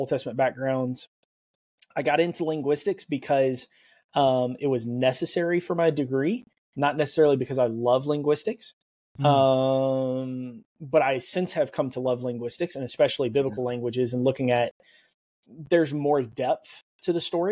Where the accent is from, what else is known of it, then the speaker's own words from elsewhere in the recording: South Louisiana, United States; also born or lived in New Orleans; I grew up in South Louisiana, so hence LSU Tigers. Mm-hmm. And so I was born and raised there